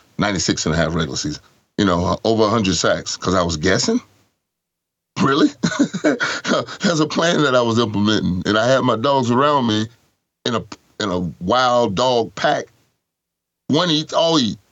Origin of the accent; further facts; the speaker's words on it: Orlando, Florida, United States; I'm from Orlando